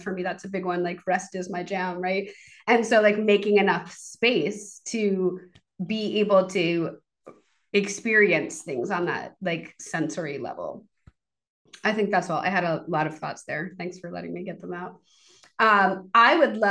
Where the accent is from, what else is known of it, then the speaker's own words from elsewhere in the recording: Maine, United States; I grew up in Maine